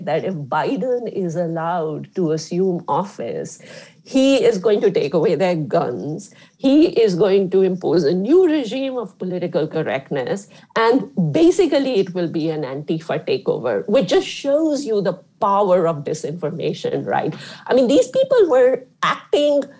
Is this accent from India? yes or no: yes; India; moved away; I grew up in India